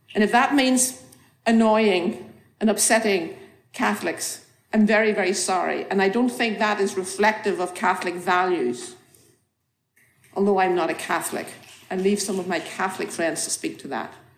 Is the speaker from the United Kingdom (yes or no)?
yes; Northern Ireland, United Kingdom; moved away as an adult; now in Boston, United States; I grew up in Northern Ireland.